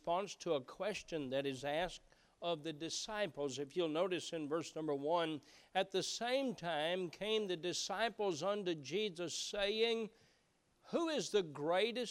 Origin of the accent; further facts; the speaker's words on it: Appalachia, United States; moved away; growing up in Appalachia was that we knew most everyone around